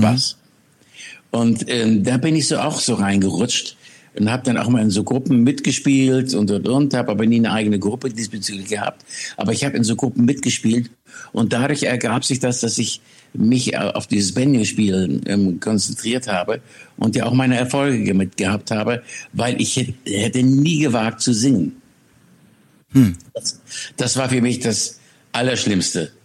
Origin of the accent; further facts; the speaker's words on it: Schleswig-Holstein, Germany; von Schleswig-Holstein, wo ich groß geworden bin